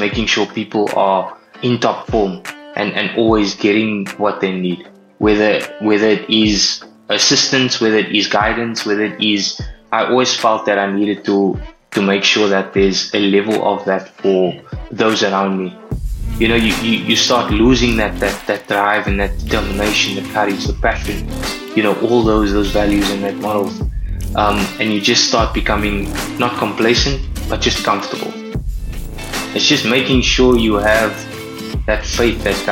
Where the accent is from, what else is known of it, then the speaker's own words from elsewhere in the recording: Cape Town, Western Cape, South Africa; I'm from Cape Town. I stay in Tableview, recently moved here as well in Feb